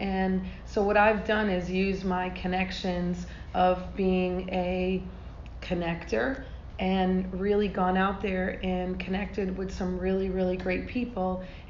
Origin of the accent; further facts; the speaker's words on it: Georgia, United States; Remember, I'm from Georgia. Everyone's going to think that it means the Bulldogs UGA